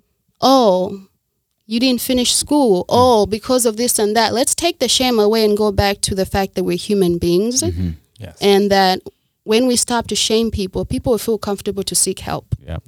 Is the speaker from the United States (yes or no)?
no; Zambia; moved away; also born or lived in Rwanda / Tanzania / Kenya; I'm from Rwanda, and I grew up in Zambia and a little bit of Tanzania.